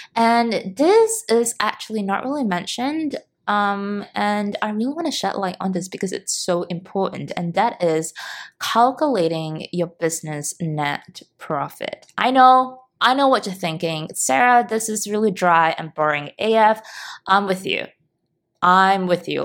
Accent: Singapore; moved away; in Singapore, back in my hometown

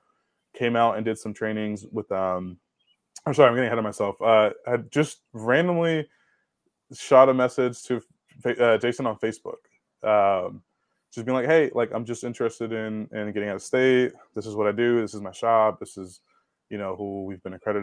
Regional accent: Oakland, California, United States; moved away as an adult; also born or lived in Tracy, California; now in Chicago, United States; I was born in Oakland.

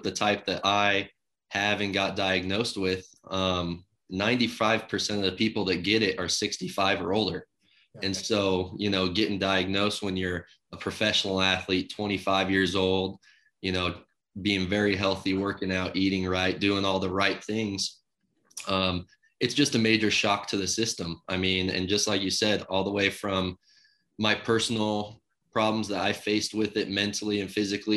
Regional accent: Carson City, Nevada, United States; growing up in Carson City and having it be my hometown team.

